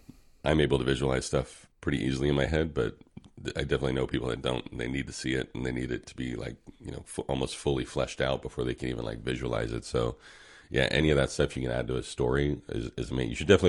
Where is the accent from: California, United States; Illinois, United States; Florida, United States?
California, United States; but I grew up in the South, mm-hmm, Bay, like Cupertino, San Jose area.